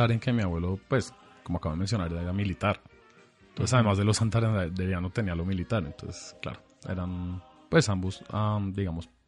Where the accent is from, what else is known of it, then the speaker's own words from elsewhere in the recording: Bogotá, Colombia; nací y crecí en, Bogotá, acá en Bogotá. pero tengo, digamos, familia y antecedentes en Alemania.